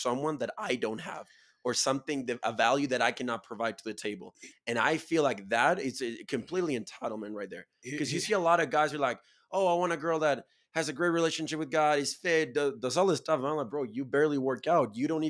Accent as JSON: {"language": "English", "country": "Chile", "said": "I'm from Chile, 80,000 people, bro. I live in a farm."}